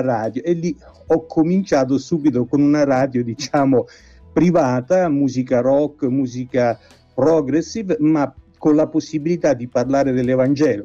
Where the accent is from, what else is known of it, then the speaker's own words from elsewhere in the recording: Artena, Lazio, Italy; al mio paese, ad Artena